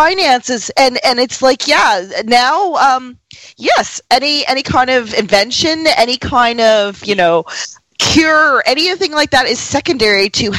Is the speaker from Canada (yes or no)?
yes; Canada; I'm Canadian